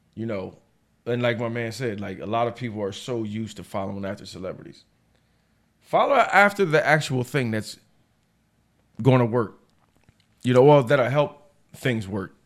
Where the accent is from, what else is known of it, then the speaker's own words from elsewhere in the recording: United States; I'm American to the day I die.